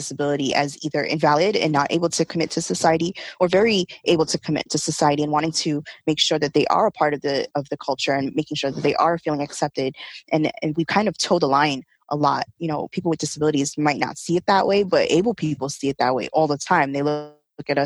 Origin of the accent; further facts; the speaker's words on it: New York City, New York, United States; I am born and raised in Brooklyn, New York